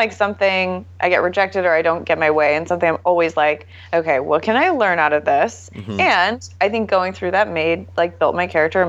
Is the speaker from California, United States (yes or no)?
yes; Northern California, United States; I grew up in Northern California. Okay. So like Sonoma County, Napa area.